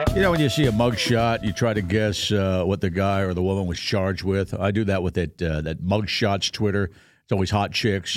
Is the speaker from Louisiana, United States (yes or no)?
no; Pennsylvania, United States; moved away; twenty air miles from my hometown. It's, uh, East Pennsborough Township, so I know that area